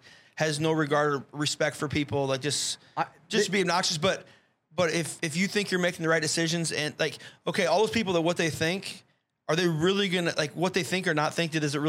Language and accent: English; Fort Dodge, Iowa, United States; I grew up in Fort Dodge.